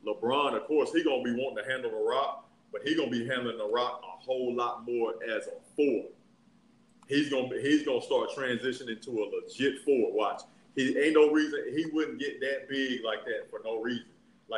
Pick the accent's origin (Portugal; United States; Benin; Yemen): Yemen; I'm from Yemen.